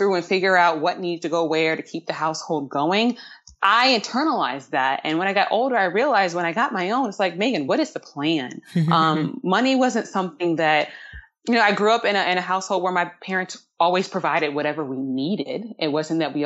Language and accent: English; Charlottesville, Virginia, United States; moved away as an adult; also born or lived in Brooklyn, New York / Manhattan, New York; my days growing up in Charlottesville, Virginia